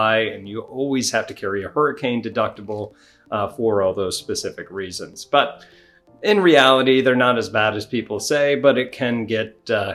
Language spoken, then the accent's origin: English; Northeast, United States; now in Florida, United States; I grew up in the Northeast.